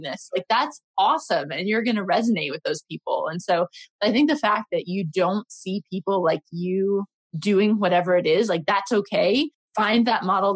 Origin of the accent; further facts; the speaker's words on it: United States; now in London, United Kingdom; I'm American, I'm in London